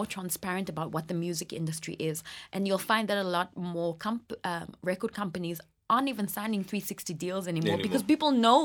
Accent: England, United Kingdom; now in South Africa; I was born here and I grew up in England and I came back

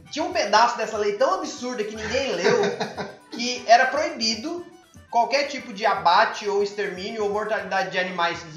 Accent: Mato Grosso do Sul, Brazil; moved away as an adult; now in Paraíba, Brazil; eu, por ser de fora, pude notar, porque quando eu mudei para Paraíba em 2007, eu sou do Mato Grosso do Sul

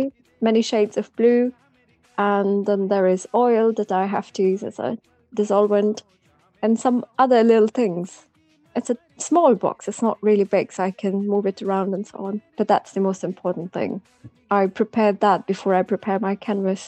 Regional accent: Pakistan; moved away

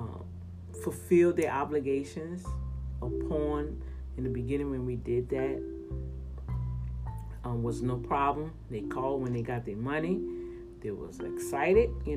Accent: New Orleans, Louisiana, United States; accent: New Orleans Cajun; that New Orleans Cajun stuff coming out of there

